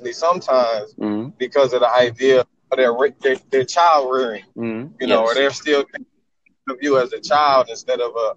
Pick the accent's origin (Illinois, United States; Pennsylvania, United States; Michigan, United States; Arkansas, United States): Michigan, United States; Detroit; now in Texas, United States; I was born in Detroit, Michigan